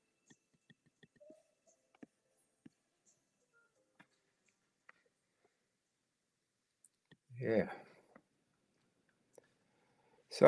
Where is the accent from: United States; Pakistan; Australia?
United States; Chicago, Illinois; and we're both from Chicago